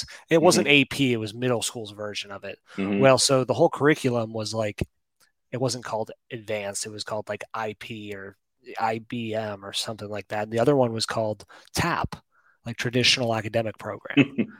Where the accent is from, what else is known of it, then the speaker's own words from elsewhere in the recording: Colorado, United States; And I grew up in Colorado, too, which is, like, probably the safest place that you could drink some tap water.